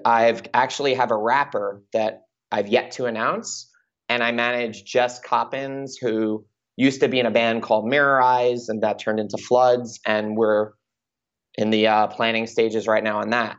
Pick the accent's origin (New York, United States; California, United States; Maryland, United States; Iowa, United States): New York, United States; Long Island; moved away as an adult; also born or lived in Michigan; now in Los Angeles, United States; I'm a kid from Long Island